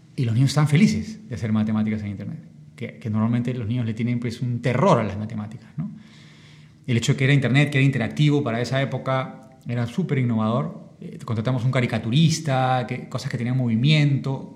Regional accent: Lima, Peru; Yo crecí aquí en Barranco, yo estudié en los Reyes Rojos

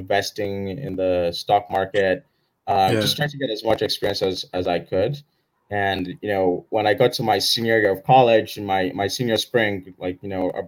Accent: Nigeria; now in Oakland, United States; I grew up in Nigeria

